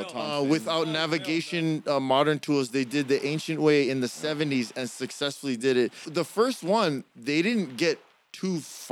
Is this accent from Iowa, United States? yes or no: no; Hawaii, United States; Obviously all our listeners out there realize we're from Hawaii.